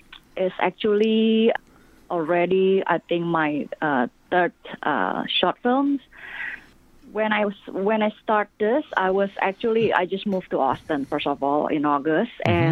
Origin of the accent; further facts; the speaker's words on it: Singapore; moved away as an adult; also born or lived in Indonesia; now in United States; I grew up most of my young adults and adults life in Singapore.